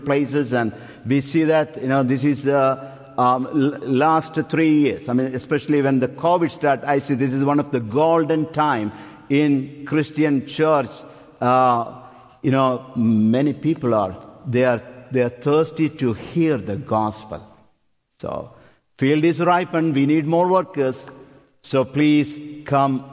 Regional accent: India; moved away as an adult; also born or lived in Upper Darby; now in United States; We are from India

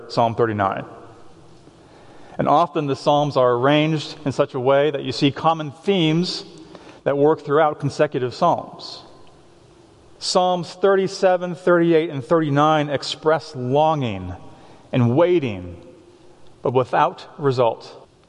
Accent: Boston, Massachusetts, United States; now in Ephrata, United States; I'm from Boston.

